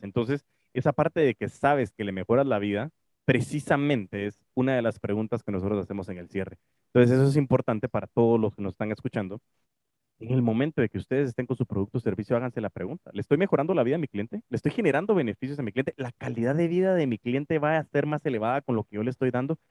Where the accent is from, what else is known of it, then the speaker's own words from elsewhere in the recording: Guatemala; aquí en Guate